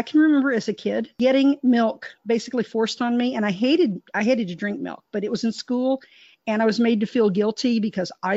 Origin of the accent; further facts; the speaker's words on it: Texas, United States; I was raised in Texas